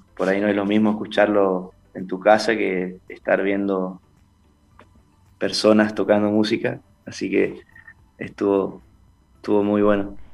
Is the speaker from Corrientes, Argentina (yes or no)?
yes; Esquina, Corrientes, Argentina; also born or lived in Buenos Aires; soy de Esquina Corrientes.